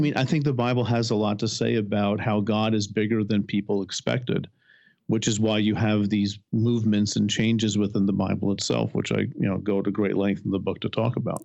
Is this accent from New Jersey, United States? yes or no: yes; New Jersey, United States; I was born in New Jersey.